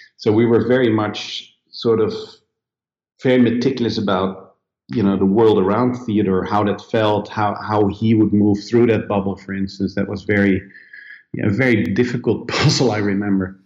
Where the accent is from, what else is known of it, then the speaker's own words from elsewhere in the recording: Netherlands; moved away as an adult; now in Sweden; I come originally from Holland